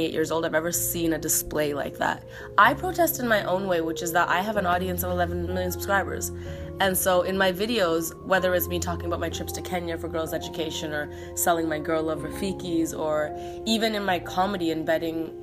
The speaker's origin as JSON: {"language": "English", "country": "Canada", "moved": "yes", "lives_now": "United States", "said": "being a Canadian in America"}